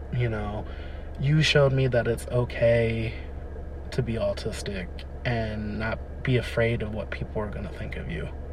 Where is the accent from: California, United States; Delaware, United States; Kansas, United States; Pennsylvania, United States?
Delaware, United States; Wilmington; I was born and raised in Wilmington, Delaware, on the East Coast